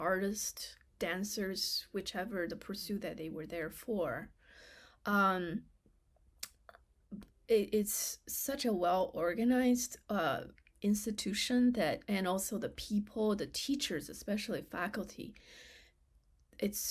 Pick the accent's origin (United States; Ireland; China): China; English is a second language; moved away; I was the only Chinese from the mainland China during that year